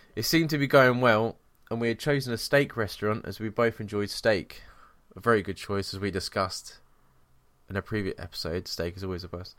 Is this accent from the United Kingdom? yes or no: yes; England, United Kingdom; we're English